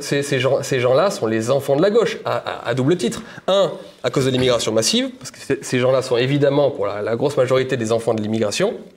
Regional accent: Ardèche, Auvergne-Rhône-Alpes, France; also born or lived in Paris; moi j'habitais euh, en Ardèche, ma maison, c'est de là d'où je viens

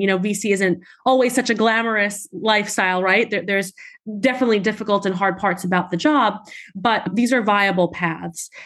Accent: New York City, New York, United States; I grew up in Staten Island, New York.

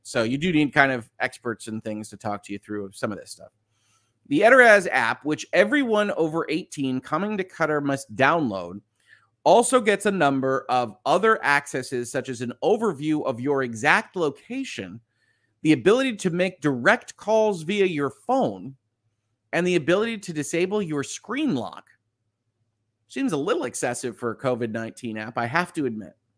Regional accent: United States; as an American

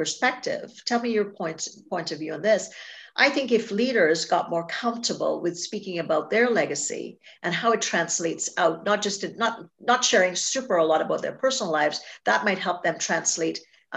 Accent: Trinidad & Tobago; moved away; I was born in Trinidad and Tobago. And so I grew up there

